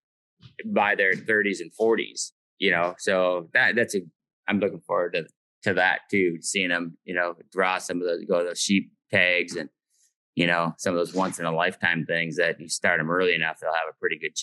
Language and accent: English; Minnesota, United States; when we're from Minnesota, so like all our family and everything's from Minnesota.